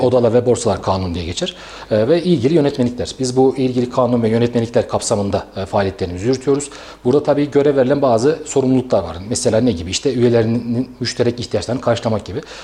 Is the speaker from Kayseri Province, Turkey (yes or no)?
yes; Kayseri, Kayseri Province, Turkey; moved away as an adult; also born or lived in İncesu / Ankara / İzmir / Samsun; 84 Kayseri doğumluyum. Esa aslen İncesu'luyum. İncesu doğumluyum. Ee, ilk ve orta öğrenimi e, Kayseri'de tamamladım